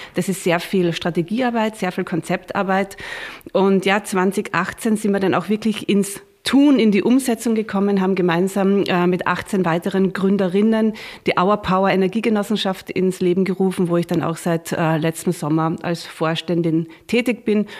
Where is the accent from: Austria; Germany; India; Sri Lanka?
Austria; bei uns in Österreich